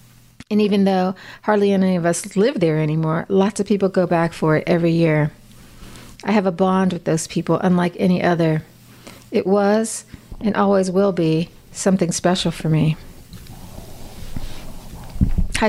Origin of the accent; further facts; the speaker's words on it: Midwest, United States; moved away; I grew up in the Midwest